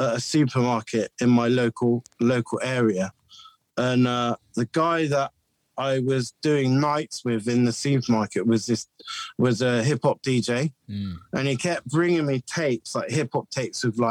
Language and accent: English; Bristol, South West England, United Kingdom; I was brought up in the 90s in Bristol